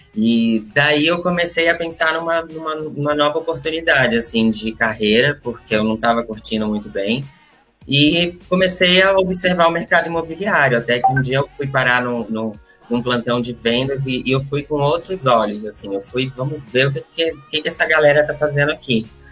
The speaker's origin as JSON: {"language": "Portuguese", "region": "Bahia", "country": "Brazil", "moved": "as an adult", "lives_now": "São Paulo, Brazil", "said": "Eu vim para São Paulo com 18 anos e eu sou da Bahia."}